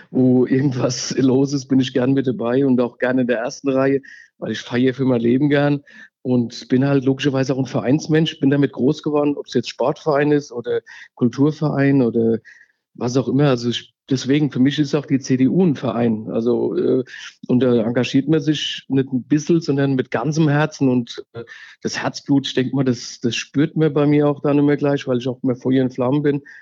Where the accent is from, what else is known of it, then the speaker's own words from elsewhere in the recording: Wallau, Hesse, Germany; ich komme hier aus Wallau und wohne, seit ich äh, im Prinzip 1969 geboren bin, in Wallau und bin jetzt, wie gesagt, 51 Jahre alt